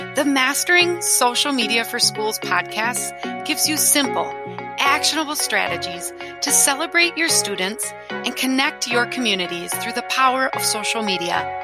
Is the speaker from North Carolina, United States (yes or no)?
no; Wisconsin, United States; I'm from Wisconsin